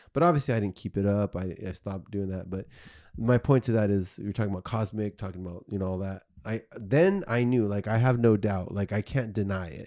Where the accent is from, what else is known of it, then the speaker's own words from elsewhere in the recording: South Bay, California, United States; I grew up here in the South Bay